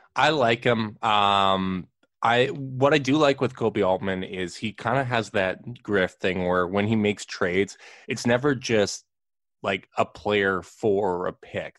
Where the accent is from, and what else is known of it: Winnipeg, Manitoba, Canada